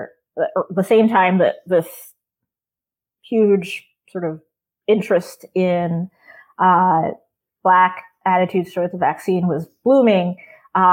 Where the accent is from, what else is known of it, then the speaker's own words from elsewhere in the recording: Maryland, United States; now in Massachusetts, United States; Maryland is actually my home state. I've lived in Massachusetts for a really long time now, but I grew up in Maryland.